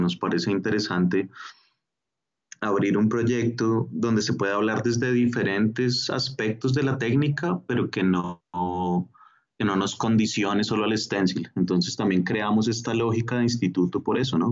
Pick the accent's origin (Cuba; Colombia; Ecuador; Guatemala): Colombia; Bogotá; also born or lived in Mexico; yo nací en México, eh, pero soy de familia colombiana y vivo desde muy pequeño acá en, Bogotá, entonces soy, soy bogotano, colombiano.